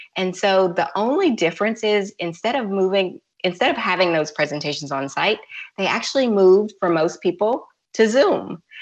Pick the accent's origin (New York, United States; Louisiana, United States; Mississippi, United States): Louisiana, United States; now in Georgia, United States; I'm from Louisiana, and I have a house in Louisiana, but I also have a house in Georgia